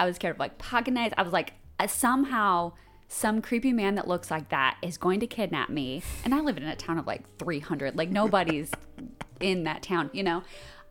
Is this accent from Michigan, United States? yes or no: no; Illinois, United States; also born or lived in Chicago, Illinois; now in Savannah, United States; I am from Illinois. Kind of grew up all over Illinois. My parents were educators, and we kept moving around.